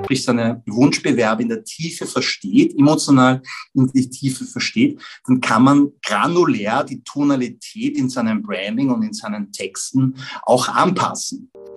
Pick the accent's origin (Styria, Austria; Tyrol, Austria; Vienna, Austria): Vienna, Austria; ich bin in Wien geboren und aufgewachsen